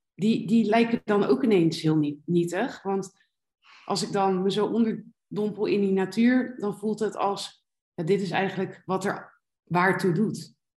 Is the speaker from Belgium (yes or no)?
no; Rotterdam, South Holland, Netherlands; moved away as an adult; also born or lived in Alicante, Spain; now in Malaga, Spain; ik kom uit Rotterdam. Daar ben ik niet geboren, maar wel getogen